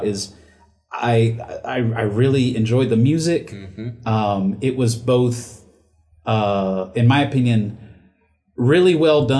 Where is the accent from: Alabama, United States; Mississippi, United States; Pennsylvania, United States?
Alabama, United States; South; I was from South Alabama